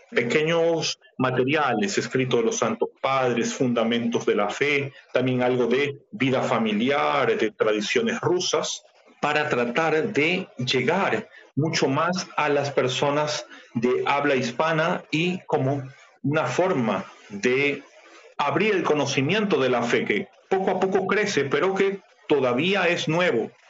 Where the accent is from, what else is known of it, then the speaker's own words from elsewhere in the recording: Ecuador; Debo decir que como muchos ecuatorianos y latinoamericanos en general, nací, crecí en un entorno católico romano.